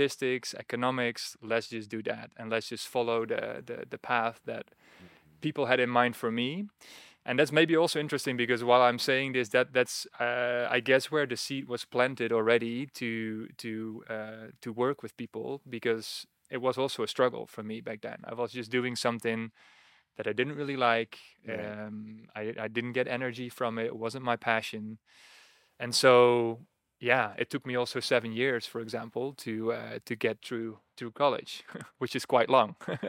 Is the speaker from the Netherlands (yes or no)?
yes; Netherlands; Yes, born and raised in the Netherlands. And I remember that as a kid.